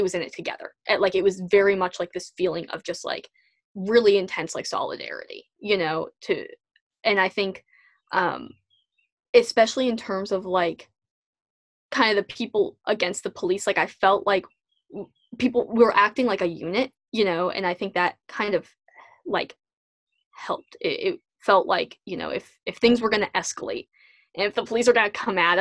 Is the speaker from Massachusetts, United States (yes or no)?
yes; Natick, Massachusetts, United States; also born or lived in Norton, Massachusetts; I grew up in Natick